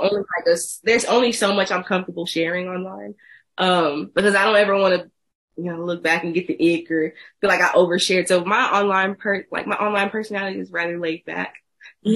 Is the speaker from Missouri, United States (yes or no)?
no; Houston, Texas, United States; I'm from Houston, Texas